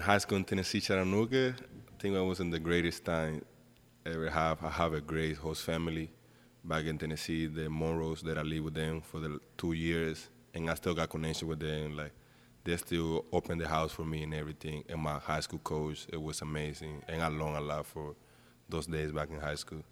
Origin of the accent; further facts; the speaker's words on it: Santo Domingo, Dominican Republic; English is a second language; now in United States; I'm from Dominican Republic, Santo Domingo